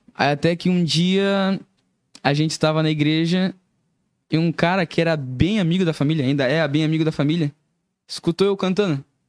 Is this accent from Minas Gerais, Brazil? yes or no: no; Curitiba, Paraná, Brazil; also born or lived in Joinville; eu nasci em Joinville e fui morar em Curitiba